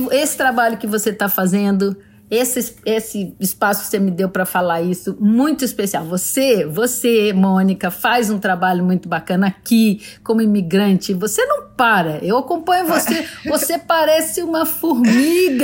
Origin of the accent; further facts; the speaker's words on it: Brazil; eu sou brasileira